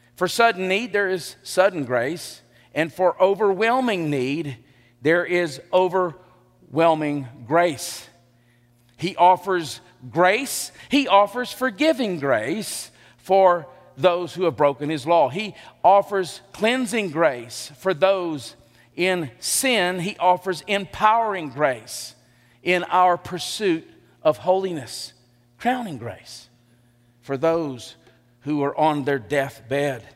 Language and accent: English; Elba, Alabama, United States; also born or lived in Enterprise, Alabama; I grew up in Elba.